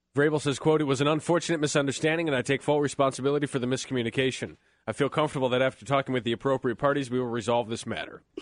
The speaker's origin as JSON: {"language": "English", "region": "Western New York", "country": "United States", "tie": "born or raised there", "moved": "yes", "said": "growing up in Western New York"}